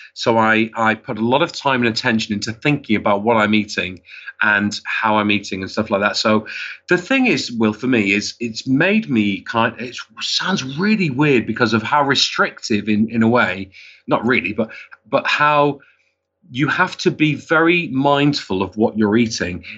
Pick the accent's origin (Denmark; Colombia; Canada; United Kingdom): United Kingdom; Wigan, North West England; also born or lived in Liverpool; I was born in Liverpool and I, I grew up in Wigan